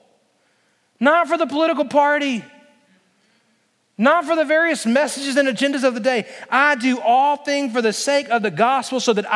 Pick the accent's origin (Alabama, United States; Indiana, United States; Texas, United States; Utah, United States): Alabama, United States; moved away as an adult; also born or lived in Christiansburg, Virginia / Lynchburg, Virginia; I'm from Alabama